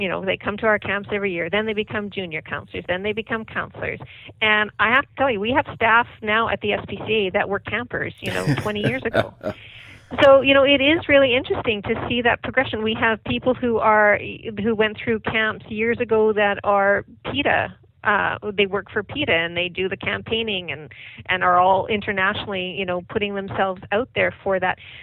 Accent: Saskatchewan, Canada; moved away; I'm from Saskatchewan

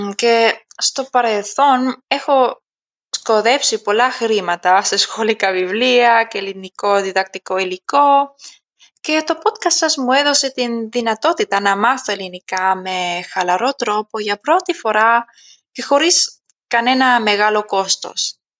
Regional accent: Germany; Greek is a second language; also born or lived in Athens, Greece; οι γονεί μου επέστρεψαν μαζί μου στη Γερμανία όταν ήμουν μικρή και από τότε μεγάλωσα στη Γερμανία

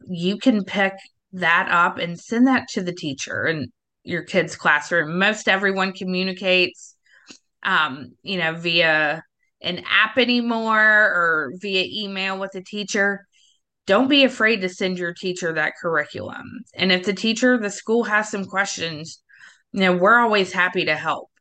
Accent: the South, United States; I'm from the South

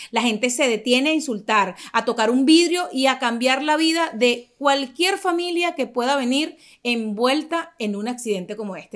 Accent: Caracas, Capital District, Venezuela; moved away as an adult; now in United States; Yo vengo de Caracas, ya les digo, venezolana

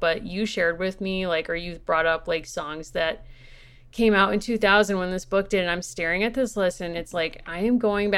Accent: Connecticut, United States; We're from Connecticut

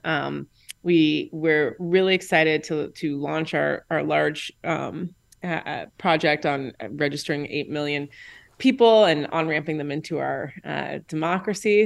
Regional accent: Indianapolis, Indiana, United States; I'm from Indianapolis, Indiana

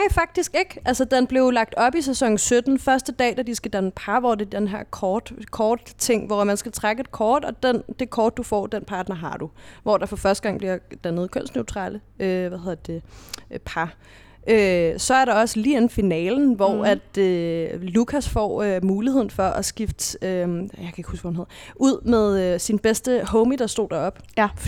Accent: Næstved, Zealand, Denmark; Jeg, jeg er fra Næstved

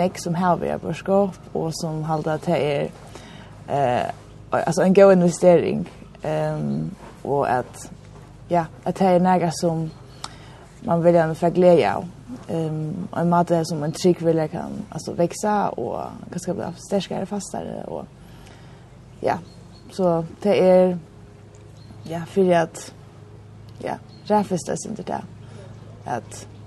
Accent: Klaksvík, Norðoyar, Faroe Islands; og jeg er 20, og jeg kommer fra Klagsvig.

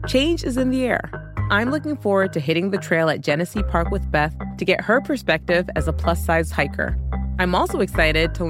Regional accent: Toronto, Ontario, Canada; moved away as an adult; also born or lived in China; I am from Toronto, Canada

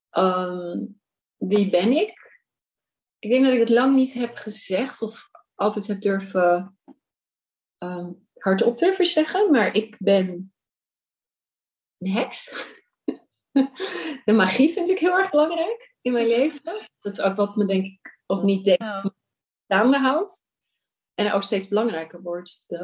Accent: Amsterdam, North Holland, Netherlands; als Amsterdamse, maar ik denk ook gewoon als Nederlandse, dat rituelen steeds minder plek hebben in mijn leven

